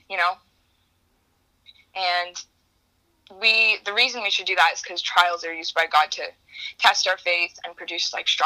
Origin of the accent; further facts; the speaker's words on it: New York, United States; I'm from New York.